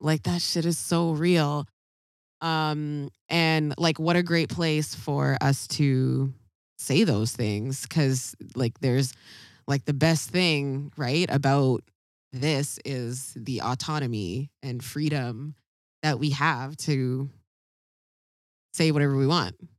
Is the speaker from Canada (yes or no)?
yes; Ladner, British Columbia, Canada; we grew up in a very, very, very white community, uh, called Ladner.